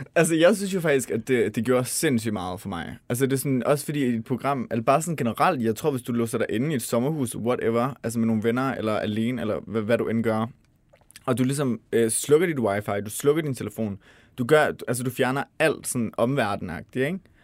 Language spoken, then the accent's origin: Danish; Denmark; vi som danskere